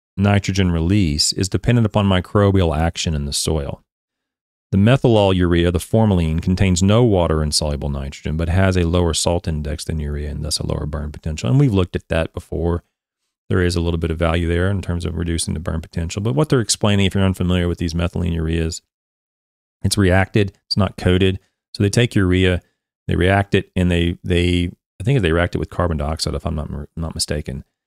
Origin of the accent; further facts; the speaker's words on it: Oklahoma, United States; I'm an American, born and raised Oklahoma bred